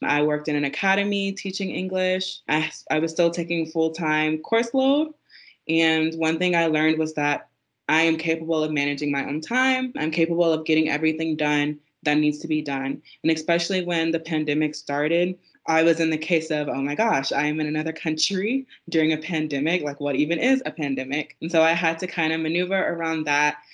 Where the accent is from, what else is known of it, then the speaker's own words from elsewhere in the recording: South Carolina, United States; moved away as an adult; also born or lived in Texas / Korea; I'm originally from South Carolina